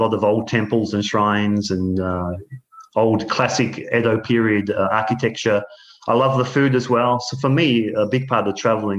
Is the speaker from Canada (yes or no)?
no; just outside of Melbourne, Victoria, Australia; moved away as an adult; now in Gifu, Japan; I grew up in a place just outside of Melbourne on the coast